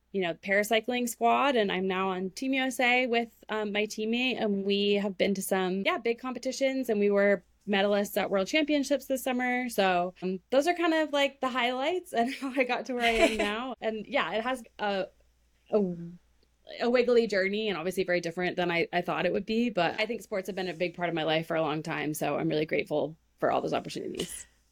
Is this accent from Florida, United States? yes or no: no; Maine, United States; I grew up in Maine